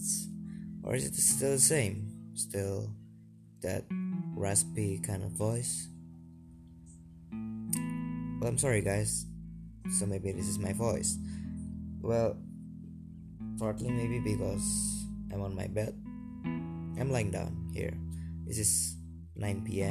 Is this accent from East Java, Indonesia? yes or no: yes; Surabaya, East Java, Indonesia; English is a second language; I'm from a city called Surabaya